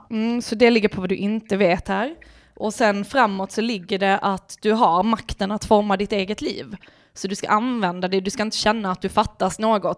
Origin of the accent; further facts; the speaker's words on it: Lund, Skåne, Sweden; accent: Lund dialect; also born or lived in Malmö; Jag är ju från Malmö ursprungligen men sen flyttade vi till Lund och då kom ju du... Lundadialekten in direkt